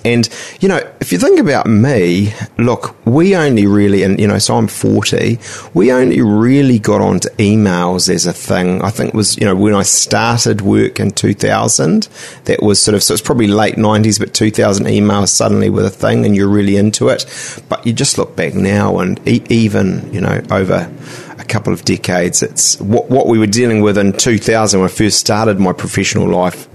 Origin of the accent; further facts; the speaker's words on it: Auckland, New Zealand; I'm a am uh, a Westie uh, from Te